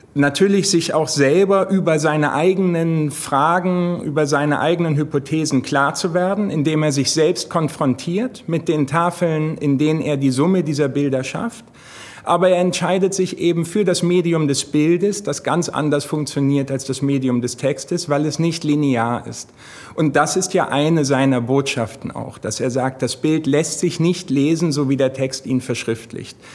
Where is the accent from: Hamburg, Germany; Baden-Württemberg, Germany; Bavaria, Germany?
Hamburg, Germany; der ich selber gebürtiger Hamburger bin